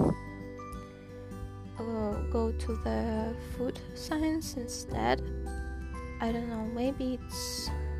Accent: Saint Petersburg, Russia; English is a second language; I'm from St. Petersburg

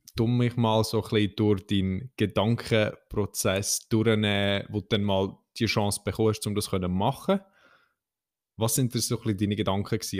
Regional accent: Central Switzerland, Switzerland; bei uns in der Zentralschweiz

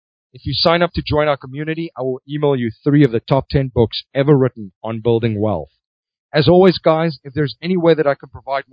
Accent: South Africa; growing up in South Africa

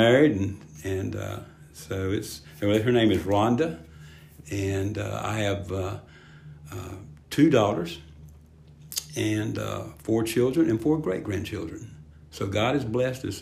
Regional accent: Spartanburg, South Carolina, United States; I grew up in Spartanburg

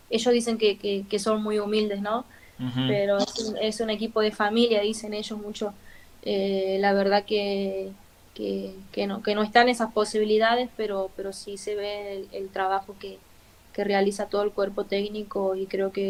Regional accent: Argentina; Quizás nosotros somos argentinos y, y siempre vamos para adelante

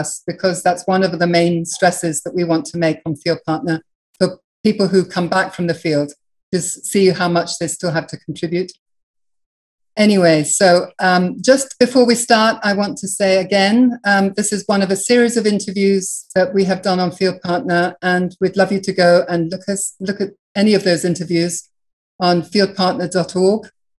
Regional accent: Burundi; born there; I was born in Burundi.

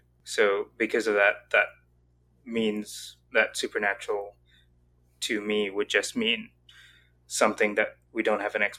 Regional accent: the South, United States; also born or lived in Southeast Asia; now in Dayton, United States; But I live in Dayton, Ohio at the moment. Oh.

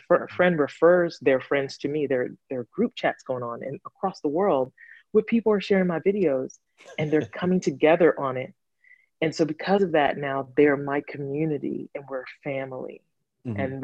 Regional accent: Gambia; moved away; also born or lived in Atlanta, Georgia, United States; I grew up in Gambia and as well as Atlanta, Georgia.

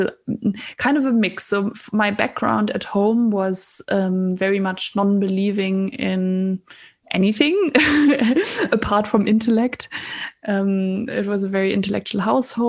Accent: Germany; moved away as an adult; also born or lived in Scotland / Oxford; I moved away from Germany to study first in Scotland and then in Oxford.

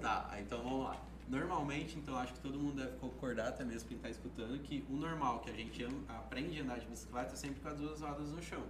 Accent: Sertãozinho, São Paulo, Brazil; eu nasci aqui em Sertãozinho. Nasci e criado até aqui, até agora

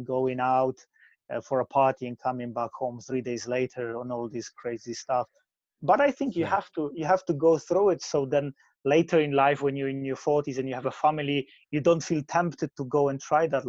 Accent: Poland; English is a second language; moved away as an adult; now in United Kingdom; I grew up in Poland. I moved to UK when I was 22

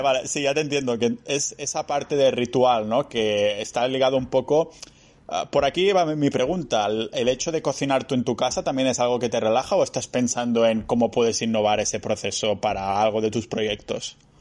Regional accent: near Barcelona, Catalonia, Spain; moved away as an adult; now in Estonia; Cuando estaba en mi pueblo cerca de Barcelona

